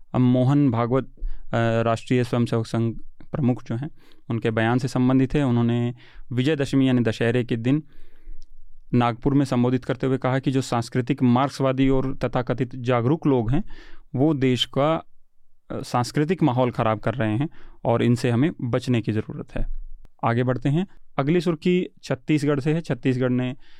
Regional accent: Haryana, India; मैं हरियाणा से हूँ

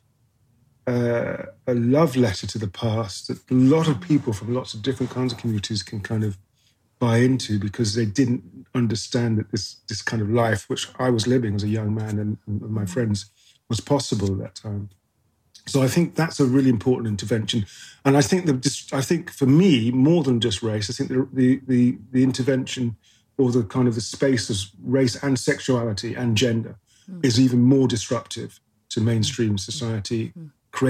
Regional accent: Coventry, West Midlands, United Kingdom; I was born in the Midlands. I was born in Coventry, which is a small town in the UK

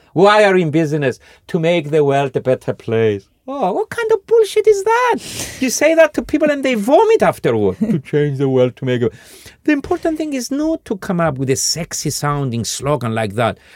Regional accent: Cyprus; now in Scandinavia; forty years ago when I was growing up in Cyprus

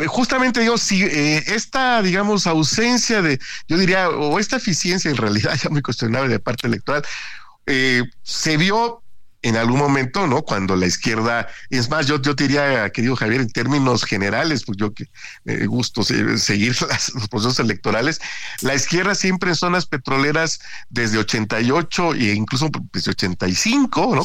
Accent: near Minatitlán, Veracruz, Mexico; en Minatitlán, ahí cerquita de mi pueblo

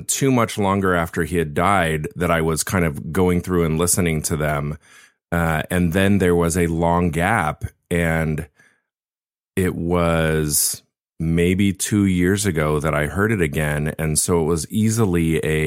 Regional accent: Laguna Beach, California, United States; his church started back in the 70s in Laguna Beach, where I was, which is my hometown.

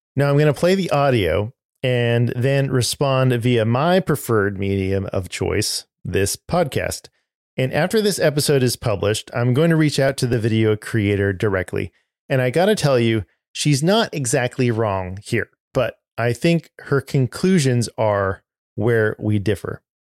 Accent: Southern California, United States; moved away as an adult; now in Georgia, United States; I'm originally from Southern California

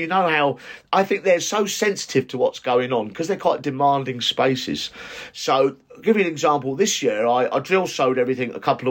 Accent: United Kingdom; British gardeners

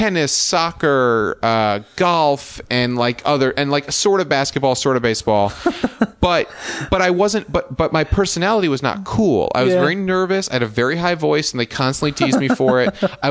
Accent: Westchester, New York, United States; I grew up in Westchester, New York

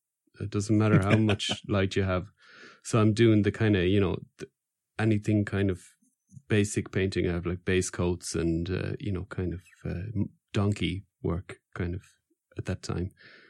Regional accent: Wales, United Kingdom; You know, I said, I'm from Wales.

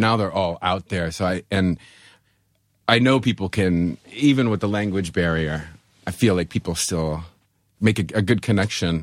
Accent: Buffalo, New York, United States; I'm from Buffalo. I have black snow running through my veins

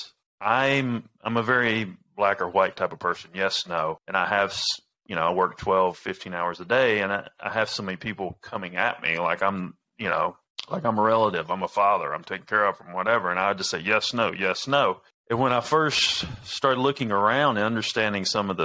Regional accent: the South, United States; accent: redneck; I grew up in the South. I sound like a redneck

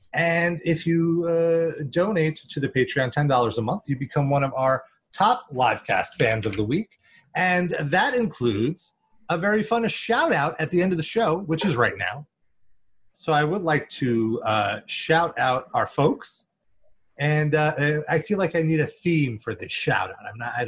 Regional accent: New York, United States; I'm from New York. I gotta remember.

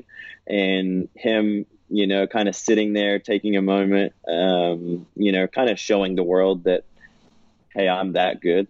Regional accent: Australia; also born or lived in California; now in United States; as a kid growing up in Aussie, I always felt like I was always around the beach

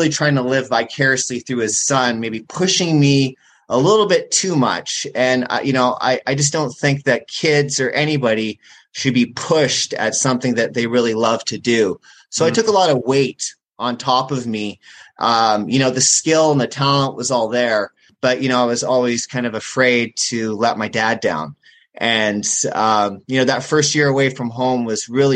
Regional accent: North Vancouver, British Columbia, Canada; I grew up in the mountains in North Vancouver, British Columbia, Canada

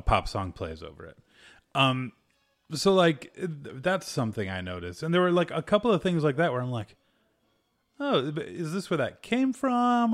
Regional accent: United States; I'm a American.

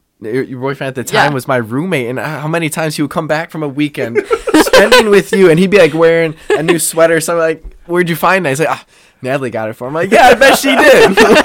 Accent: Brookfield, Wisconsin, United States; I'm from Brookfield, Wisconsin.

